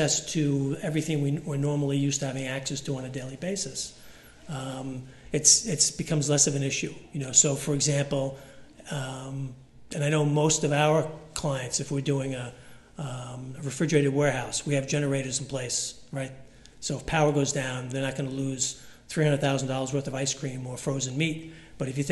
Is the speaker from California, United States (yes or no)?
no; South Shore of Long Island, New York, United States; growing up on the South Shore of Long Island